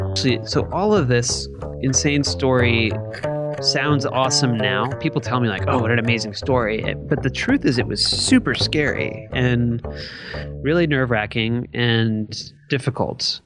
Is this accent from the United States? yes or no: yes; Detroit, Michigan, United States; growing up in the Detroit metro area